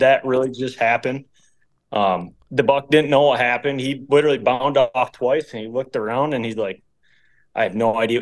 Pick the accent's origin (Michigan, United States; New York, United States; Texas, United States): Michigan, United States; We're all from Michigan